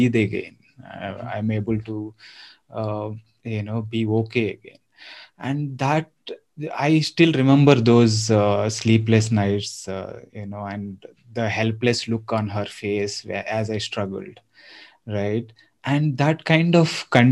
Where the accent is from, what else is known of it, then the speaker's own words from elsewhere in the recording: Eluru, Andhra Pradesh, India; also born or lived in Hyderabad; now in Bangalore, India; I am from Andhra. So I'm from a town called Eluru, and I've lived for about 10 years in Hyderabad